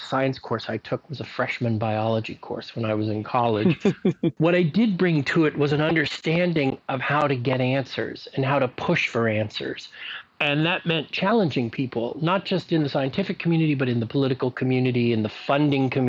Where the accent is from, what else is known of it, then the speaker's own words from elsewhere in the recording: Libya; born there; I, I was born in North Africa, in Libya because there was a military base there that had a maternity ward.